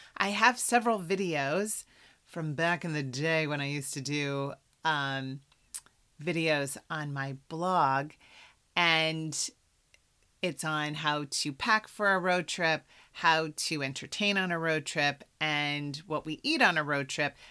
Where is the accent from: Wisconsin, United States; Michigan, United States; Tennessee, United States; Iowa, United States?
Iowa, United States; moved away; I'm from Iowa